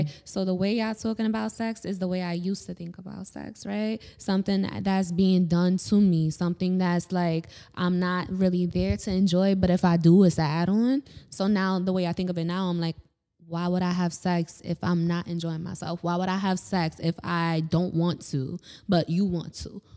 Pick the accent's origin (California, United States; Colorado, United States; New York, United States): New York, United States; New York City; I grew up in Harlem.